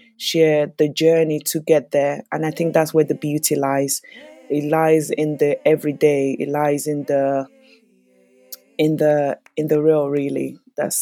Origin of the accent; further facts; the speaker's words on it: Lagos, Nigeria; now in London, United Kingdom; I was born in Lagos, Nigeria, and I am currently based in London.